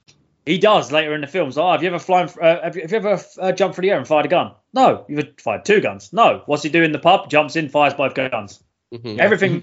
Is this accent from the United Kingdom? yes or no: yes; London, United Kingdom; accent: Cockney; I am from the East End of London. I am Cockney.